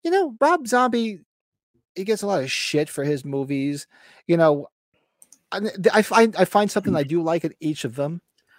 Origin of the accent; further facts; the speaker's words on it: United States; I'm from New Jersey, New York. We talk with our hands, and we curse every other word.